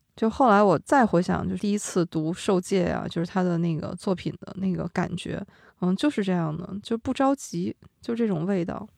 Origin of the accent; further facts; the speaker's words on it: Yunnan, China; 我们云南